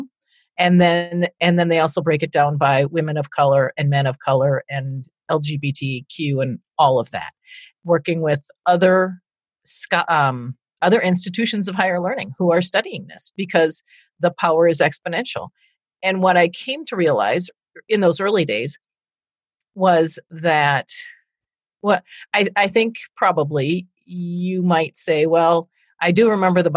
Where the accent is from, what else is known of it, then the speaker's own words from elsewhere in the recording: Minnesota, United States; moved away as an adult; now in Chicago, United States; living in the Midwest, growing up in Minnesota